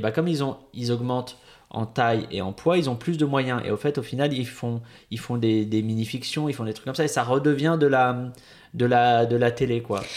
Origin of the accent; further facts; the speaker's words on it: Bois-Colombes, Île-de-France, France; j'ai grandi à Bois-Colombes, vraiment, mais ah, limite Agnières